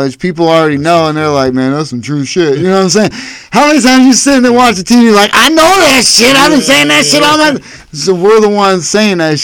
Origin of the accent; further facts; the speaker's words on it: Erie, Pennsylvania, United States; I grew up in Erie, Pennsylvania